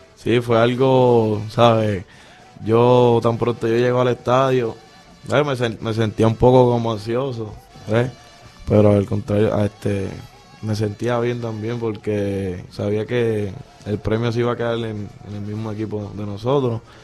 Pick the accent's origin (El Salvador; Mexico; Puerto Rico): Puerto Rico; Mayagüez; Yo soy de aquí, de Mayagüez, del residencial Eleonor Rubel